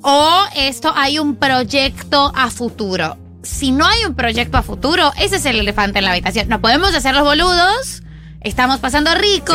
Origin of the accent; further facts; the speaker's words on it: France; also born or lived in Buenos Aires, Argentina; now in Paris, France; Yo soy de Francia